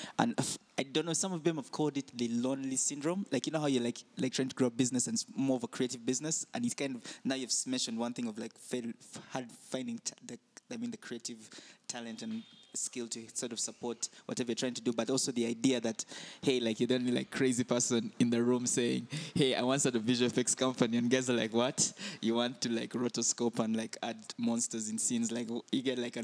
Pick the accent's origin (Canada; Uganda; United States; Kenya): Uganda; Kampala, Central Region; we're from Kampala